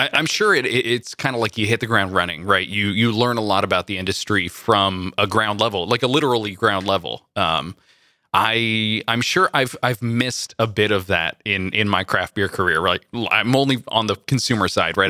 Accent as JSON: {"language": "English", "area": "Central Valley", "region": "California", "country": "United States", "tie": "born or raised there", "said": "growing up in the Central Valley"}